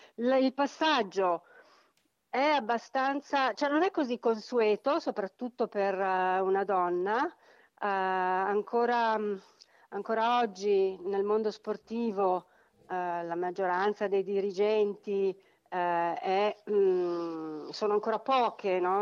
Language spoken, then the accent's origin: Italian; Milan, Lombardy, Italy; da milanesi